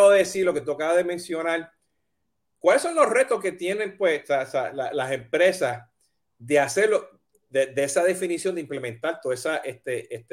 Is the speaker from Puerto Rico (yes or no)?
yes; Puerto Rico; moved away as an adult; now in United States; yo me mudé de Puerto Rico hasta Estados Unidos a estudiar